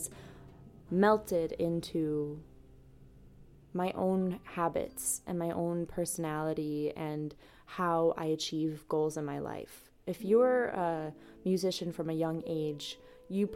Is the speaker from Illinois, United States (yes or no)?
yes; DeKalb, Illinois, United States; moved away as an adult; now in Milwaukee, United States; I'm from DeKalb, Illinois